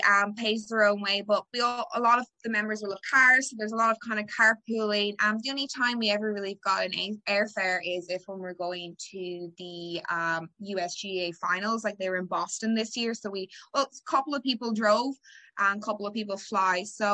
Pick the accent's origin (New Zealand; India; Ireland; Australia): Ireland; now in Washington, United States; I'm Irish, but I never play. Well, I'll backtrack. I did play until I was about 8 years old, and I realized that I wasn't really good enough to make the team back in Ireland, so I stopped playing. And so when I moved here